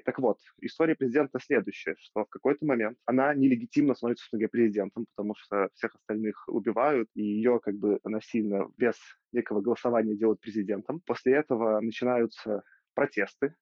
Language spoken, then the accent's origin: Russian; Belarus; я белорус